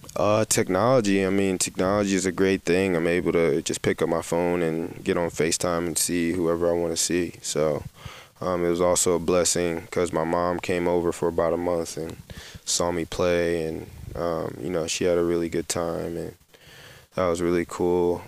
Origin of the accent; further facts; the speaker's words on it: New Jersey, United States; moved away as an adult; now in Ostend, Belgium; I'm from New Jersey